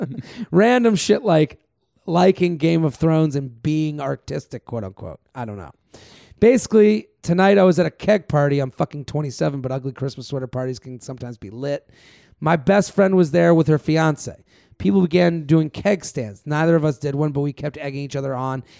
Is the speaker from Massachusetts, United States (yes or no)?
yes; Massachusetts, United States; now in New York City, United States; I'm from Massachusetts